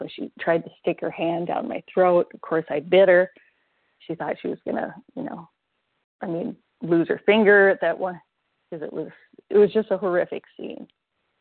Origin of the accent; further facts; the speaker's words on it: Iowa and Minnesota, Midwest, United States; moved away as an adult; also born or lived in Arkansas; I was born and raised in Iowa and Minnesota